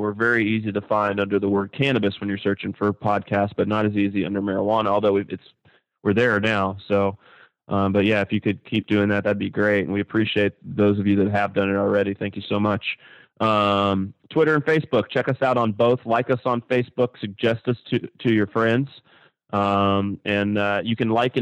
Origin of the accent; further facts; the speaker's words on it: Kentucky, United States; moved away; I am from Kentucky. I mean, you know, shit. I was smoking by the time I was 2 years old. It's just a thing to do there